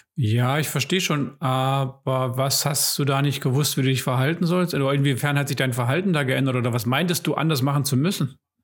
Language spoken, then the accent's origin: German; Germany; als Deutsche